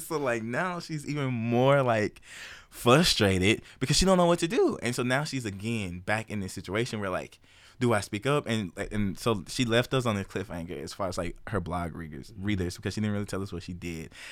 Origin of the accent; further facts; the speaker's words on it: Memphis, Tennessee, United States; moved away as an adult; now in Kansas, United States; Memphis born and raised, nine oh one represent.